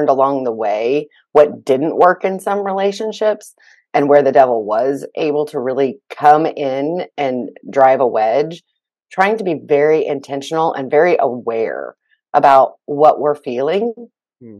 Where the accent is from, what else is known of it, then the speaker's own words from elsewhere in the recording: Oklahoma, United States; I'm originally from Oklahoma, went to Oklahoma State